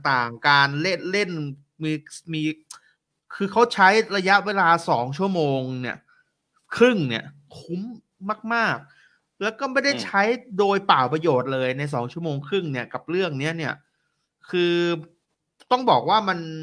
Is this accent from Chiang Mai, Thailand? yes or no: no; Bangkok, Thailand; also born or lived in Nakhon Ratchasima; ผมเนี่ยเป็นคนกรุงเทพนะแต่ว่าผมมีโอกาสได้ไปเรียนอยู่ที่โคราช